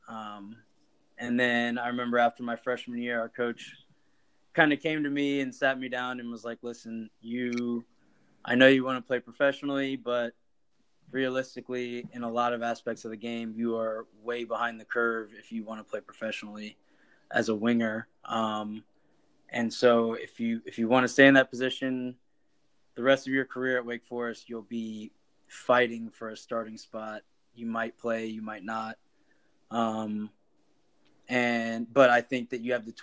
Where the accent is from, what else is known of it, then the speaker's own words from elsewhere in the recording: Duluth, Georgia, United States; moved away as an adult; I'm a native of Duluth, Georgia. It's a little town about 20 minutes northeast of Atlanta. Grew up there